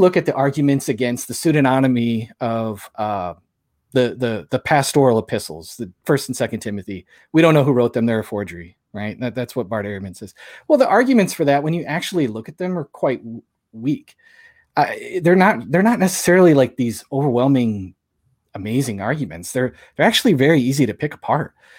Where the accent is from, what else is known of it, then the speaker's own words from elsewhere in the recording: St. Louis, Missouri, United States; I'm from Saint Louis